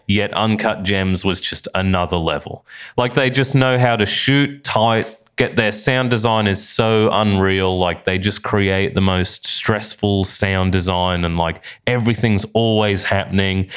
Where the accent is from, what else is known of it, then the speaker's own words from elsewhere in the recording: Bundaberg, Queensland, Australia; now in Brisbane, Australia; up in Bundaberg, which is my hometown